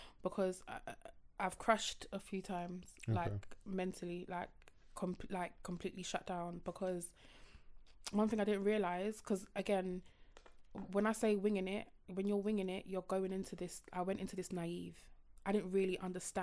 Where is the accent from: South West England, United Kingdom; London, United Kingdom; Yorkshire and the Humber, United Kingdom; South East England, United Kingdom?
London, United Kingdom; Croydon; I'm from Croydon and I still have friends in Croydon.